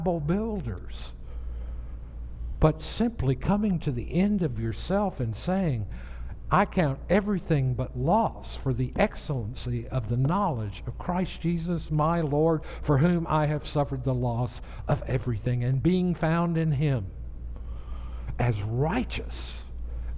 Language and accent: English; the South, United States; moved away; I grew up in the South